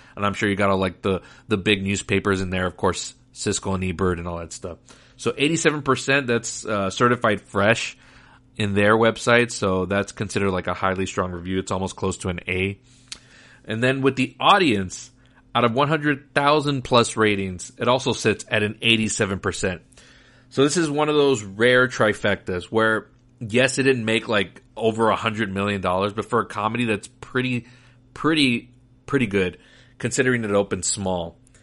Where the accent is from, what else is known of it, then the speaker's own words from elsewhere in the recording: Laredo, Texas, United States; the theaters that we had growing up in Laredo, Texas